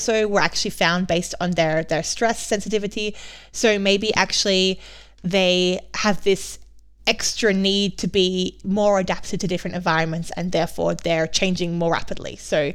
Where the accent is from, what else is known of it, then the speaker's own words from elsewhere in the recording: Australia; growing up in Australia